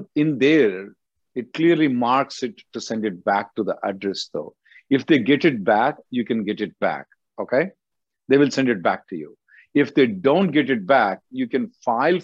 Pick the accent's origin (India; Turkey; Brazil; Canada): India; now in United States; I'm from India